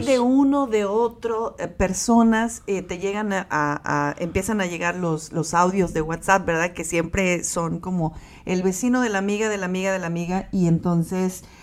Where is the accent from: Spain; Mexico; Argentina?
Mexico; como mexicanos